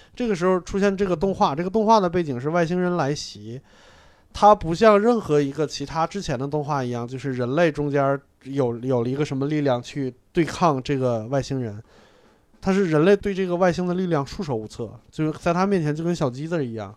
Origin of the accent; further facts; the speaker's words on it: Hebei, China; 我河北人